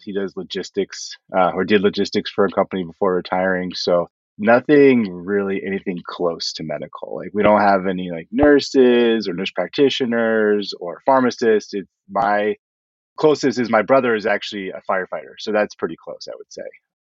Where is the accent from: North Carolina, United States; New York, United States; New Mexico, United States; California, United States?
California, United States; So I grew up mostly in California. We moved around a bunch as a kid